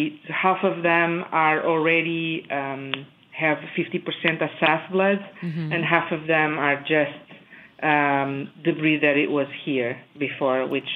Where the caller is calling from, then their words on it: Monroe, Wisconsin, United States; moved away as an adult; I'm calling from Monroe, Wisconsin. I moved here 3 years ago.